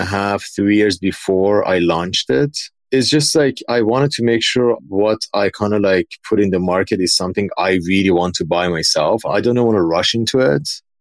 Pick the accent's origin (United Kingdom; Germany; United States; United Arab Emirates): United Arab Emirates; Dubai; also born or lived in Iran; So I grew up in Dubai. No, moving to Dubai from Iran was such a culture shock for me. Like I moved there when I was like around 11.